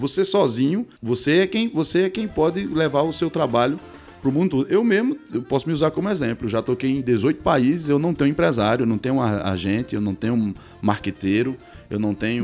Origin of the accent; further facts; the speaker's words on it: Cariri, Ceará, Brazil; sou daqui do Cariri